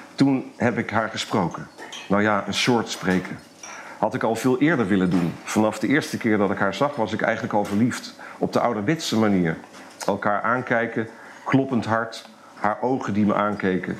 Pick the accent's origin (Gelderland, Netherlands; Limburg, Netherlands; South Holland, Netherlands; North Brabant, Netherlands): North Brabant, Netherlands; Eindhoven; moved away as an adult; also born or lived in Amsterdam; in Eindhoven, waar ik geboren ben, waar ik bij mijn ouders nog woonde